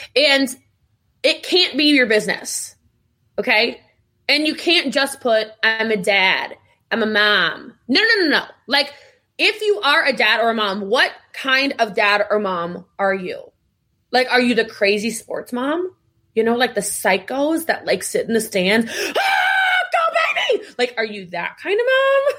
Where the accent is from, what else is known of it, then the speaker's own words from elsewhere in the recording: Middletown, Maryland, United States; I'm from Middletown, Maryland